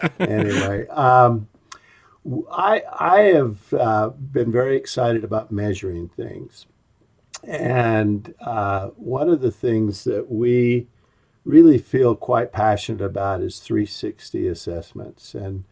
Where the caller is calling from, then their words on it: Orem, Utah, United States; I'm in Orem, Utah, and here it is, 20th of May, and it's 48 degrees.